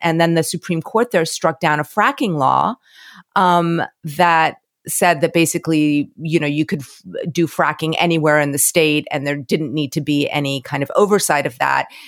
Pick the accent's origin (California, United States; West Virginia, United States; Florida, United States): Florida, United States; moved away; I'm from Florida